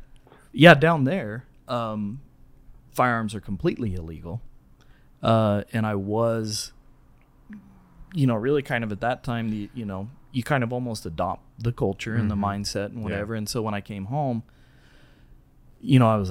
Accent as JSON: {"language": "English", "region": "Southern California", "country": "United States", "tie": "born or raised there", "also_born_or_lived": "Rose Park, Utah", "moved": "as an adult", "lives_now": "Taylorsville, United States", "said": "I grew up in Southern California"}